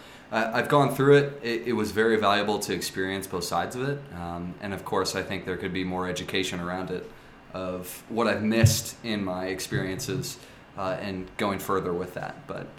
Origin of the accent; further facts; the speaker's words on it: St. Louis, Missouri, United States; went to a private Catholic school growing up in St. Louis, at St. Mary's, which is a classically religious high school.